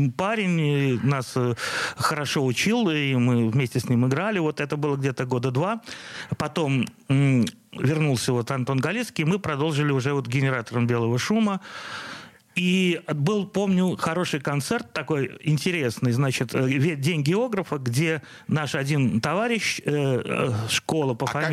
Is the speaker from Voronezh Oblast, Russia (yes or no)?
no; Saint Petersburg, Russia; все мое детство прошло на Петроградской стороне